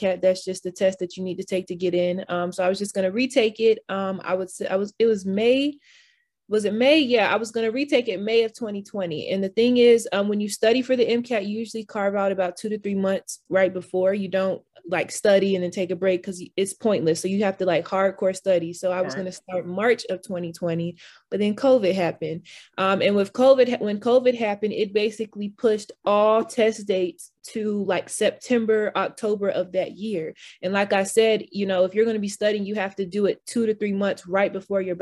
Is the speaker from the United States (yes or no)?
yes; Atlanta, Georgia, United States; moved away as an adult; now in Philadelphia, United States; I am from Atlanta. I'm currently in Philadelphia